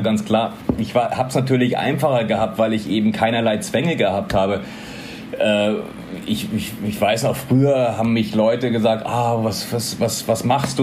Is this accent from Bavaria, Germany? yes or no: yes; Munich, Bavaria, Germany; moved away as an adult; also born or lived in Ethiopia / Thailand; now in Philippines; ich bin in Bayern aufgewachsen, in München aufgewachsen